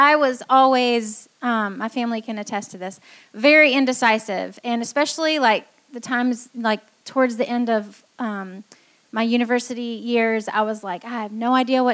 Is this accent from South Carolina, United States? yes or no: yes; Greenville, South Carolina, United States; moved away as an adult; also born or lived in Taiwan; I grew up here in Greenville and went to Clemson